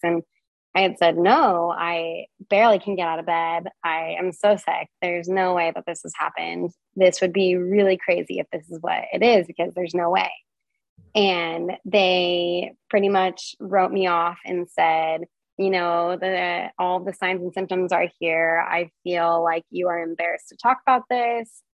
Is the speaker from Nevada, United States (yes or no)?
yes; Reno, Nevada, United States; moved away; also born or lived in Portland, Oregon; I grew up in uh, Reno, Nevada